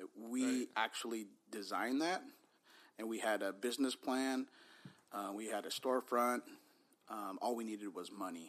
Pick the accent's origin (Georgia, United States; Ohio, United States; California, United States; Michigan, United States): California, United States; Bay Area; we were growing up in the Bay Area in the 80s